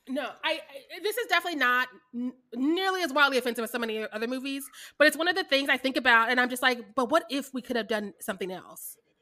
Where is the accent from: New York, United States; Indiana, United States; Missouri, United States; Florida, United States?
Missouri, United States; Kansas City; also born or lived in Warrensburg, Missouri / Lubbock, Texas; I'm from Kansas City, Missouri